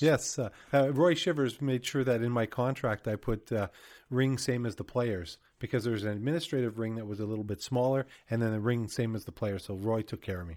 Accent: Winnipeg, Manitoba, Canada; I grew up in Winnipeg

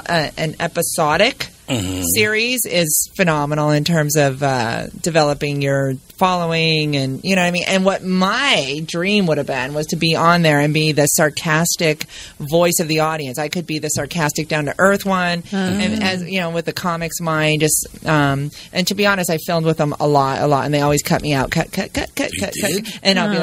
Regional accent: California, United States; also born or lived in Grand Rapids, Michigan; Yeah, exactly. But then I grew up in Orange County, California.

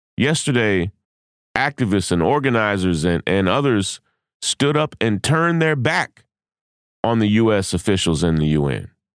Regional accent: United States; I am an American. I have an American passport

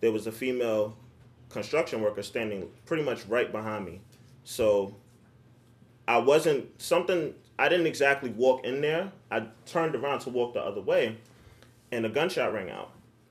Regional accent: New York City, New York, United States; also born or lived in Staten Island, New York; I'm originally from Harlem, but I currently reside in Staten Island, New York

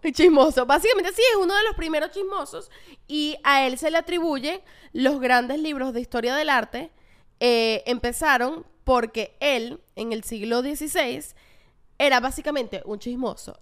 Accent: Caracas, Capital District, Venezuela; los que las que somos de Caracas

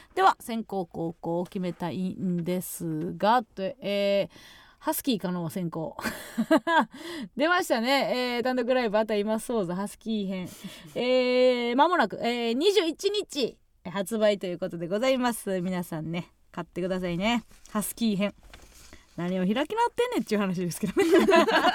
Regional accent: Kansai, Osaka, Japan; moved away; 地元大阪関西

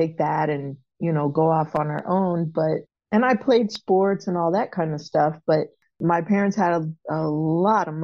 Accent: Florida, United States; moved away; also born or lived in Baltimore; I was born in Florida and adopted by a couple in Florida

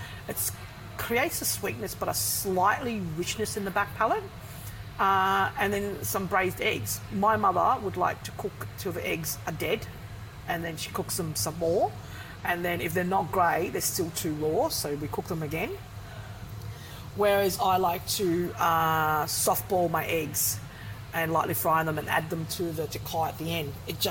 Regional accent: Southern Vietnam, Vietnam; I'm from South Vietnam. Bún chả does not exist in Southern Vietnam.

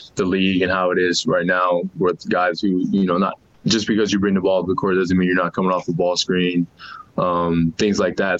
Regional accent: New Orleans, Louisiana, United States; now in Salt Lake City, United States; I'm from New Orleans, so it's hot and you're sweating as soon as you get outside

